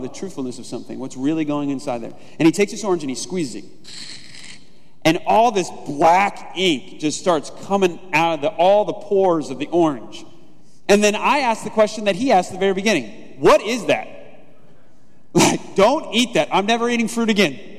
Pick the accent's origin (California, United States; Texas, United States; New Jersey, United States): California, United States; Southern; moved away